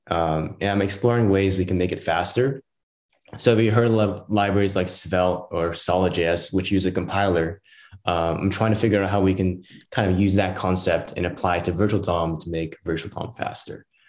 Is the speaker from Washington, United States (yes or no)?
yes; Southwest Washington, United States; I'm from the Southwest Washington region, so down in Portland